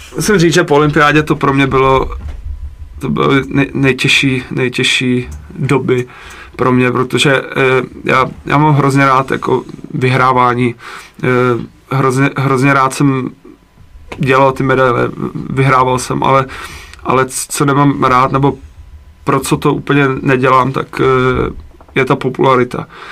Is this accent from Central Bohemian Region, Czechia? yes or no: no; Jihlava, Vysočina Region, Czechia; já jsem vlastně původem z Jihlavy, tak, eh, na náměstí, kde jsem chodil, eh, n, na základku